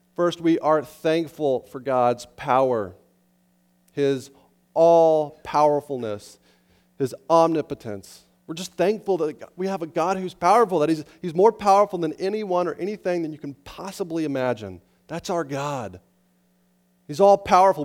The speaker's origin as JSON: {"language": "English", "town": "Estes Park", "region": "Colorado", "country": "United States", "tie": "born or raised there", "said": "I grew up in Estes Park, Colorado, up in the mountains"}